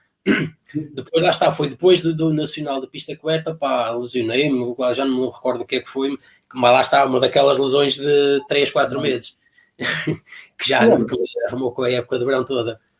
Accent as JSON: {"language": "Portuguese", "town": "Alpendurada", "region": "Porto District", "country": "Portugal", "tie": "born or raised there", "said": "fui para outro clube que havia lá na terra, porque havia lá um senhor também fazia questão que o clube fosse o clube independente de atletismo de Alpendurada"}